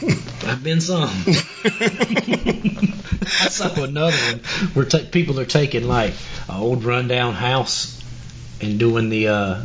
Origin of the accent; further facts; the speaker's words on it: the South, United States; you can't even tell I'm from the South.